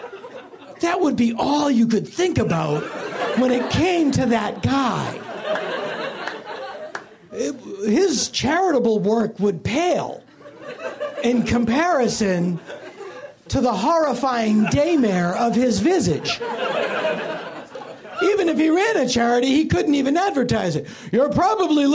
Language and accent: English; Philadelphia, Pennsylvania, United States; the kind of guy that I knew growing up in Philly